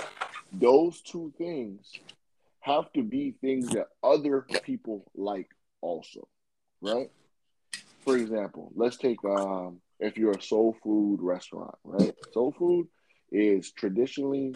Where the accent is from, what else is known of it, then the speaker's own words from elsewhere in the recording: Jamaica; I'm a Jamaican myself